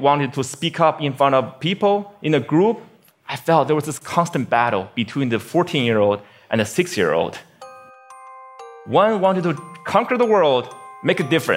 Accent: Beijing, China; now in United States; my hometown, Beijing, China

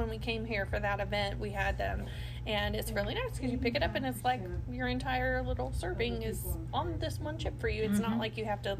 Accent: Tennessee, United States; now in Louisville, United States; I'm from Tennessee.

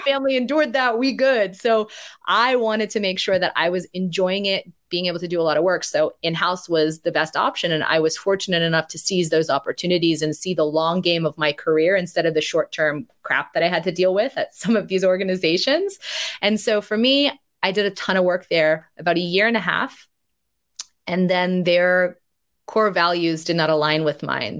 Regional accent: United States; growing up in the United States

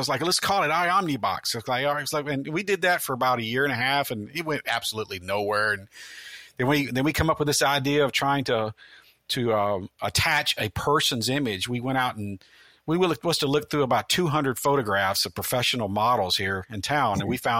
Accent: Midwest, United States; now in Tampa, United States; I grew up in the Midwest where the phone company had been there for, you know, 90 years.

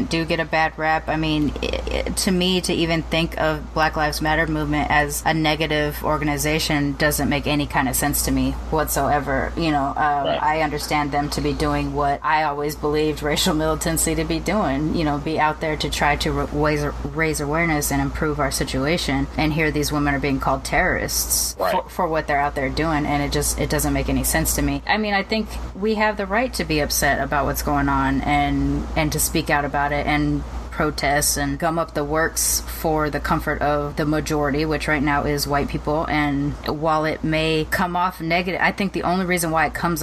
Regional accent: Long Beach, California, United States; I was growing up in Long Beach

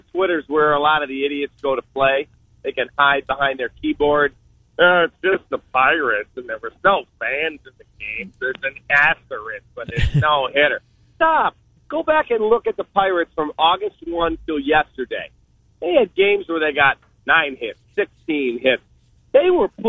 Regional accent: Chicago, Illinois, United States; did morning drive radio in my hometown of Chicago.

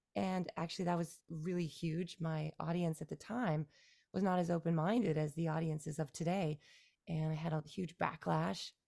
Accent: just outside of Toronto, Ontario, Canada; first language English; moved away as an adult; now in Beijing, China; I was born and raised in Canada, yeah, just outside of Toronto, Canada, and, uh, lived in Canada and in the province of Ontario, until my early thirties

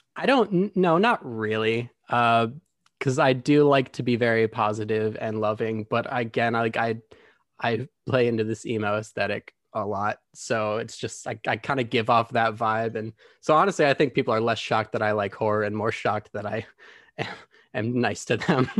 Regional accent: Grand Rapids, Michigan, United States; moved away as an adult; now in Los Angeles, United States; I'm originally from Grand Rapids, Michigan. I moved to L A about four years ago.

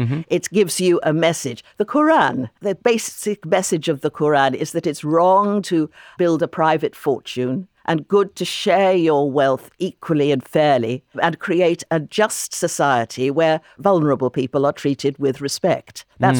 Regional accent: London, United Kingdom; In London, for example, my hometown, which is a very rich city, 25% of the population of London are living in poverty.

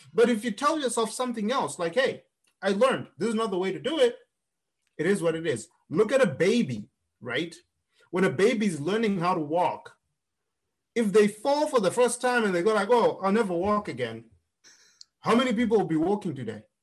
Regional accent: Zimbabwe; moved away as an adult; now in United States; I grew up in Zimbabwe

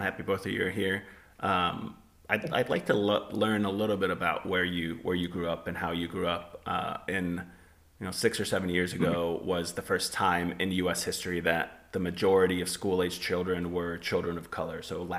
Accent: California, United States; when I grew up in Southern California, I thought it was very, very racially diverse

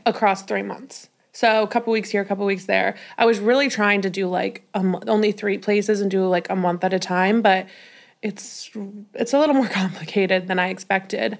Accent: Denver, Colorado, United States; moved away as an adult; also born or lived in Los Angeles; now in New York City, United States; I'm from Denver, Colorado

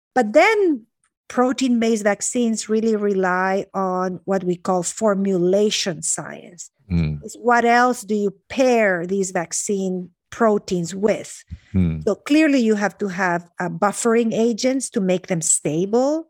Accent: Honduras; I grew up in Honduras. So I'm mm-hmm. a, you know, Honduran

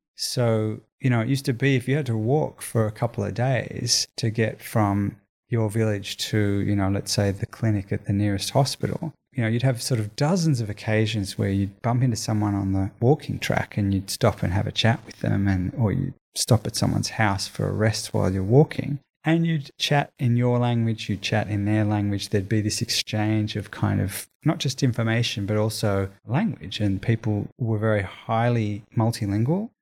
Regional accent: Australia; growing up in Australia

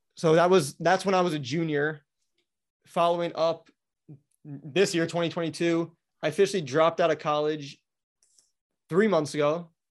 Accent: Wisconsin, United States; now in Florida, United States; I grew up in Wisconsin

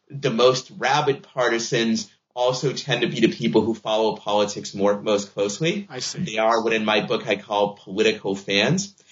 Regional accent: Boston, Massachusetts, United States; I'm a Red Sox fan because I grew up in Boston

